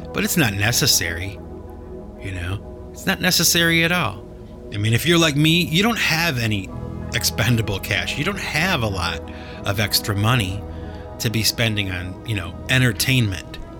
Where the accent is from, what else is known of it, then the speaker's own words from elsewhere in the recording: Cleveland, Ohio, United States; moved away; I had to travel back to Cleveland, my hometown